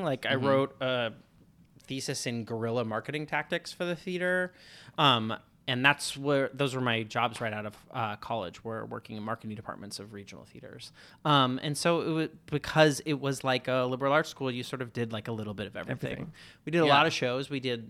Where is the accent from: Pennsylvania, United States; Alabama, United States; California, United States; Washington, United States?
Washington, United States; Seattle; Seattle. Outside Seattle.